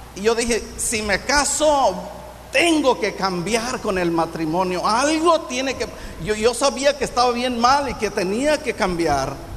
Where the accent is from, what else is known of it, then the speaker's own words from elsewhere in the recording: Infiernillo, Michoacán, Mexico; also born or lived in Lázaro Cárdenas, Michoacán / Zirahuén, Michoacán; yo nací en, aquí en Michoacán, en Infiernillo.